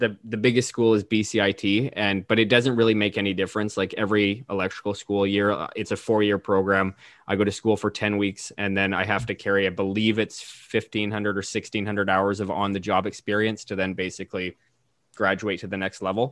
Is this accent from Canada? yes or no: yes; Canada; as a Canadian